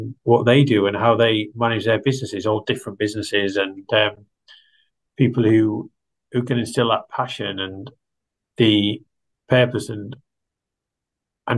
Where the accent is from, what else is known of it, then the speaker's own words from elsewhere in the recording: Yorkshire and the Humber, United Kingdom; moved away as an adult; also born or lived in Bangor, North Wales; I grew up in East Yorkshire, or Humberside as it was then known, just in the shadow of the Humber